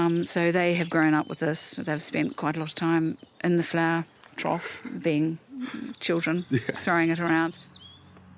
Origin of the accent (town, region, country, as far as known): New Zealand; now in United Kingdom